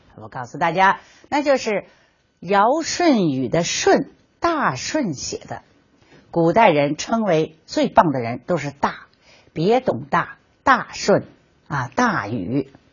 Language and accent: Chinese; China; 我们中国人